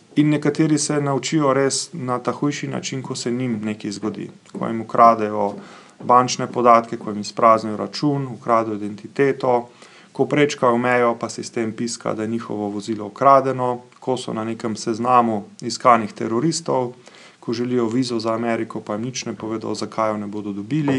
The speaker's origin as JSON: {"language": "Slovenian", "country": "Slovenia"}